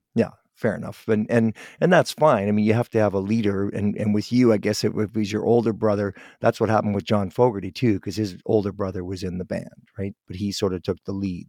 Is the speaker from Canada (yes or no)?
yes; Guelph, Ontario, Canada; now in Vancouver, Canada; I'm from Ontario originally, from Guelph